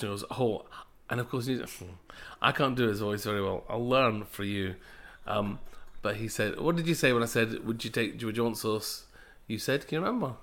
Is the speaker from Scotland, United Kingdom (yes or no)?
yes; Glasgow, Scotland, United Kingdom; I'm a Glaswegian of Punjabi heritage